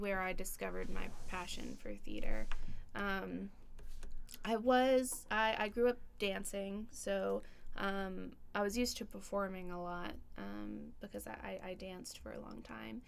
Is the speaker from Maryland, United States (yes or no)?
no; Cumming, Georgia, United States; my plan is to stay around home. I'm from Cumming, so it's not too far away.